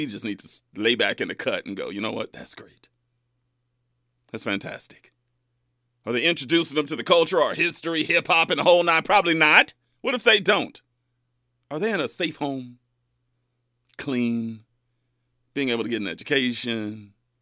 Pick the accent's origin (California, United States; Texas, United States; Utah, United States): California, United States; Bakersfield; moved away as an adult; now in Los Angeles, United States; my hometown, Bakersfield